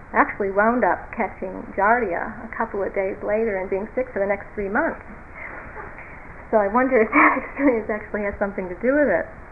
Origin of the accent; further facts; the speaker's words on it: United States; being American